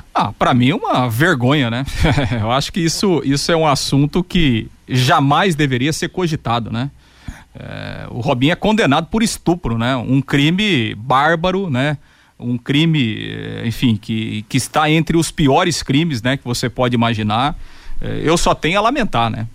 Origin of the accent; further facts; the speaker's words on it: Londrina, Paraná, Brazil; como londrinense